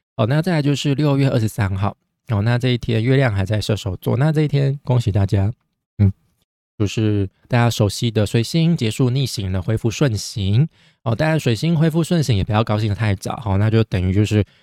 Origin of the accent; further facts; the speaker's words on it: Taiwan; 但我们台湾人已经爽了一年多